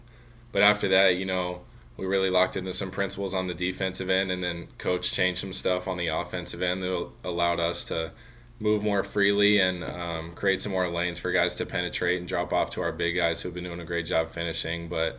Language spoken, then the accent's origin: English; Edgerton, Minnesota, United States; We're from Edgerton, right?